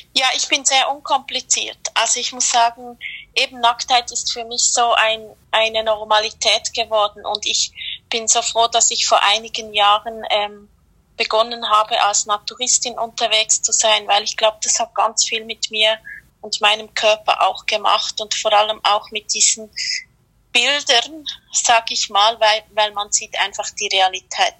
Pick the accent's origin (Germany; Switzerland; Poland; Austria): Switzerland; ich komme aus der Schweiz